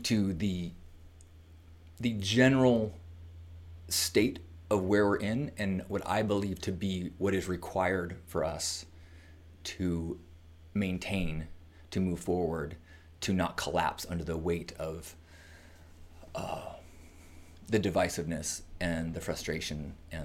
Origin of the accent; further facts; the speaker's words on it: United States; as an American